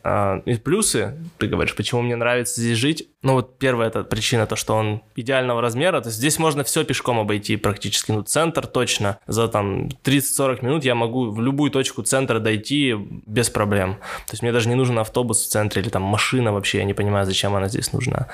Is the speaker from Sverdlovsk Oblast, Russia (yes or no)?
no; Tobolsk, Tyumen Oblast, Russia; moved away as an adult; now in Tyumen, Russia; Я из Тобольска, и я переехал в Тюмень сколько уже? 9 лет назад. Я поступал в университет